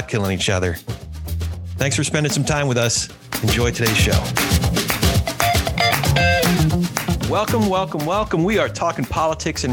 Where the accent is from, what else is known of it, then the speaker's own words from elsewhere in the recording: New Jersey, United States; we are both the children of educators who also grew up in Jersey